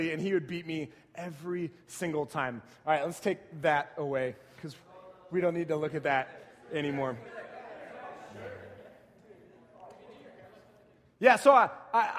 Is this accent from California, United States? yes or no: no; San Antonio, Texas, United States; I grew up in San Antonio watching my Spurs just wreck fools